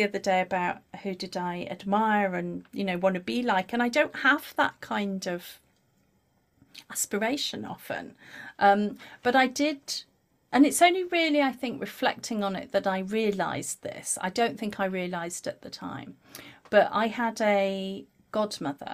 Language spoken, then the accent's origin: English; Lake District, North West England, United Kingdom; I grew up in the Lake District, rural tourist area